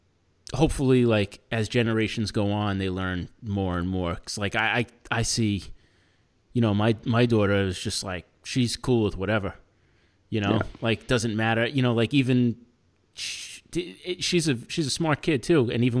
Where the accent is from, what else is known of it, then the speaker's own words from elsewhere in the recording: New York City, New York, United States; And like I feel like it's easier for me as a New Yorker because everyone around me is all different. Everyone, it's like every type of person is in New York.